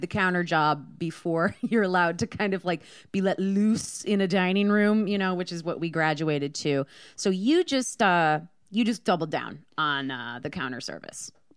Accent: Michigan, United States; I'm from Michigan

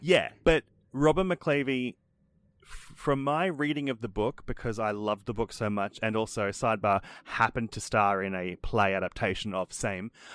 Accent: Australia; we're Australian.

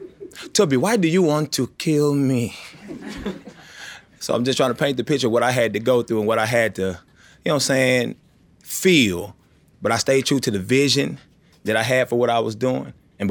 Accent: Nigeria; Now listen, this is monumental for me because I'm a Nigerian. I know a lot of y'all thought I was regular black.

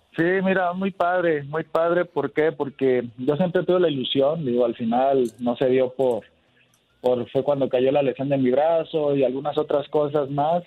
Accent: Mexico; Somos cinco los mexicanos que hemos jugado en Argentina

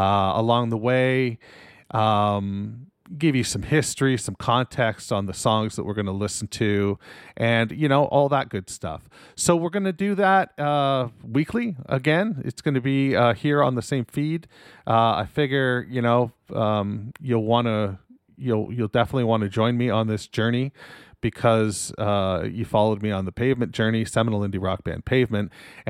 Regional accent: Canada; I'm Canadian

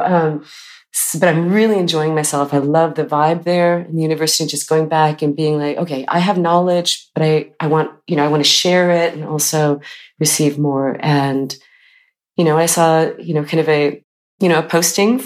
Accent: California, United States; now in Iceland; I was born in California

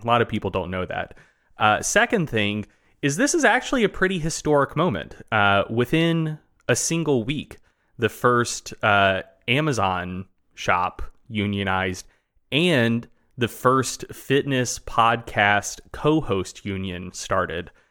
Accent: the South, Southern United States, United States; accent: Southern; being a Southerner

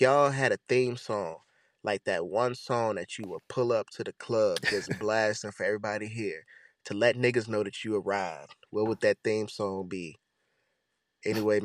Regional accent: Virginia, United States; I'm from Virginia

